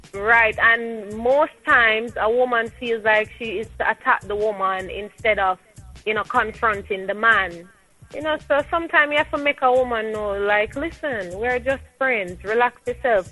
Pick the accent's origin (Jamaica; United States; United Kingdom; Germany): Jamaica; so I'm a Jamaican. I embrace my nationality.